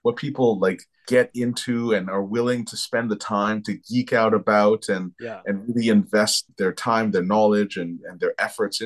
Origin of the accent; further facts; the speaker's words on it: Toronto, Ontario, Canada; also born or lived in France; I was raised in Toronto. I grew up in Toronto